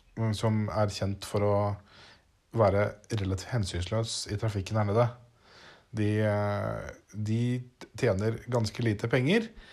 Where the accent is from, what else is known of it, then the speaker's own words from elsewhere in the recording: Norway; moved away; hjemme i Norge